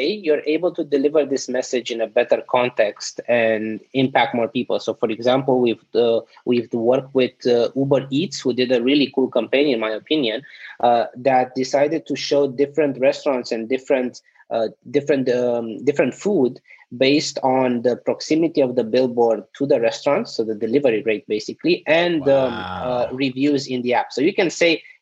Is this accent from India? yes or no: no; Romania; also born or lived in South Korea; now in United States; So I'm originally from Romania